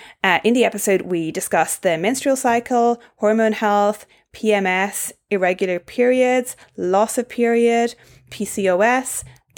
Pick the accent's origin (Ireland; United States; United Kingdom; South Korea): Ireland; accent: Irish; now in Australia; obviously I'm originally Irish, but I've lived in Australia for 8 years now, so I have a bit of a toned down Irish accent